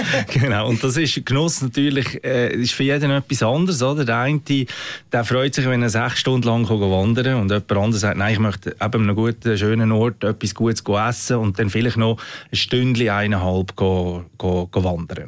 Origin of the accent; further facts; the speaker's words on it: Central Switzerland, Switzerland; Du hörst vielleicht auch ein bisschen an meinem Dialekt. Ich bin in der Innerschweiz aufgewachsen